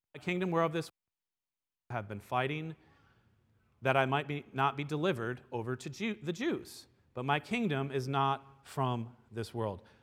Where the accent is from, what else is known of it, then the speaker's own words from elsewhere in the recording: United States; we, as American citizens